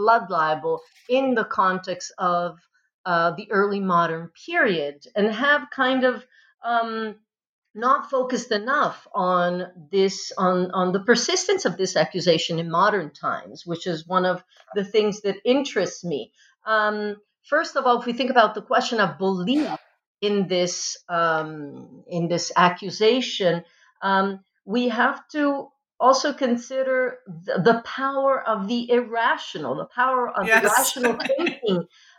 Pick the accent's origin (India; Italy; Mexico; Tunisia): Italy; Modena, Emilia-Romagna; moved away; I was actually born in the land of balsamic vinegar. I grew up in the land of balsamic vinegar and Pavarotti. So I'm from Italy and I grew up in Modena.